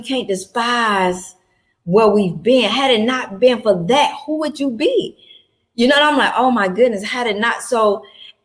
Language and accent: English; Atlanta, Georgia, United States; I'm born and raised in Atlanta, Georgia